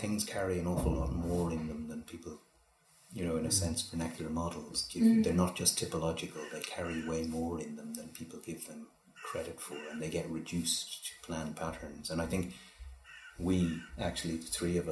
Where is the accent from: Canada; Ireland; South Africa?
Ireland; Donegal, Ulster; moved away; also born or lived in Dublin; I grew up in Donegal as well